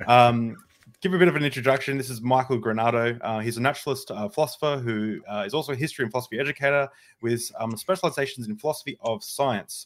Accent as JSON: {"language": "English", "country": "Australia", "said": "I'm an Australian"}